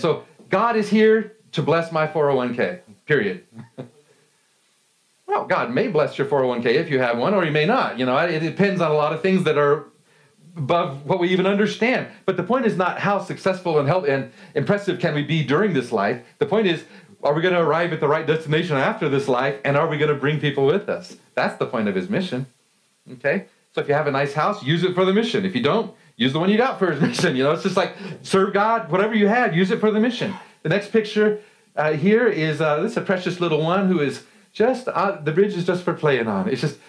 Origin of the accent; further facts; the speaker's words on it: Colorado, United States; You know, I'm from Colorado, and I love mountains.